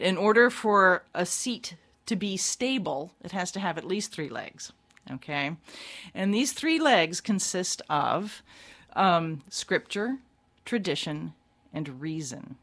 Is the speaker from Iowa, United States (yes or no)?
no; Baltimore, Maryland, United States; I grew up in Baltimore.